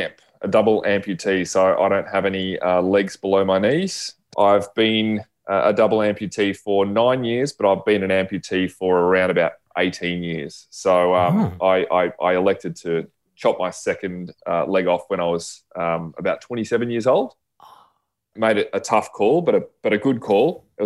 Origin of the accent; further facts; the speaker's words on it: Melbourne, Victoria, Australia; I'm born and raised in Melbourne, southeastern suburbs boy, just similar to Dylan.